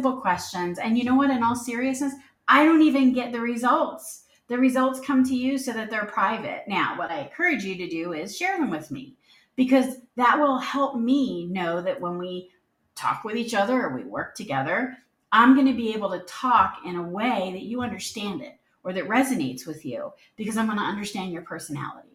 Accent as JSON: {"language": "English", "town": "Philadelphia", "region": "Pennsylvania", "country": "United States", "tie": "born or raised there", "also_born_or_lived": "the South (US)", "moved": "yes", "said": "I was born and raised in the Philadelphia area"}